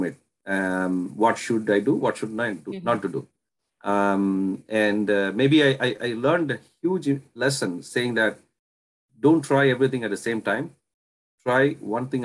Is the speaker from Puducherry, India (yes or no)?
yes; Puducherry, India; moved away as an adult; now in Canada; I was originally born and brought up in India. And then I came to Canada in 2010.